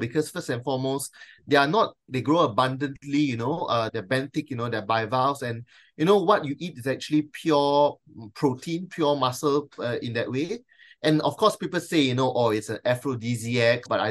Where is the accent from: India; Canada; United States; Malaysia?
Malaysia; now in Australia; me being a Malaysian and of Chinese descent